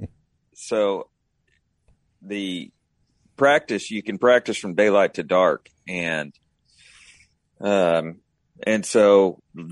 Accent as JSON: {"language": "English", "region": "Texas", "country": "United States", "said": "I'm a Texan"}